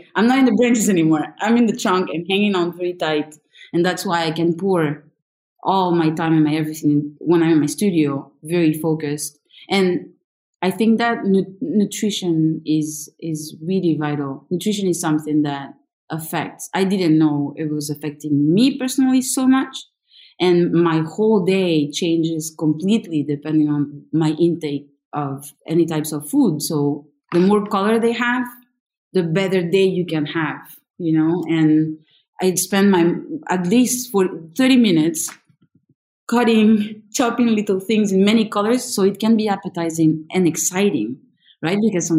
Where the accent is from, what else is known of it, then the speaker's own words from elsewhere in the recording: Peru; also born or lived in France; really have lived exactly the same amount of years in both countries with back and forths. Many. I was born in France and then I was in Peru at my 9 months till I was 2.5. So at 2 years old, I was in Peru.